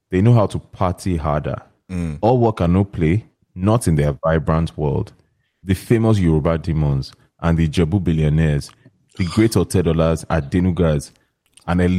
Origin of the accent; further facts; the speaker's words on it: New York, United States; I'm from New York. I'm from New York.